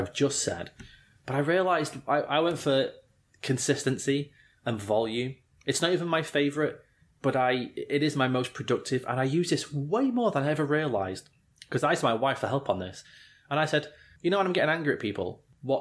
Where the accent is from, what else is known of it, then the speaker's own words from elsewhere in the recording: England, United Kingdom; As an Englishman